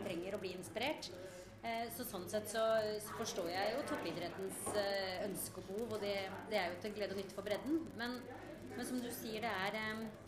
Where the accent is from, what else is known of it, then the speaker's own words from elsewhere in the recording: Norway; som nordmenn